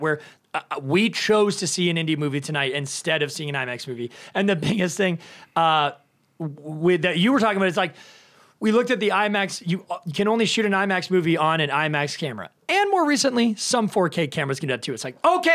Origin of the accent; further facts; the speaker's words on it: Canada; I'm Canadian. I should know this. I'm French Canadian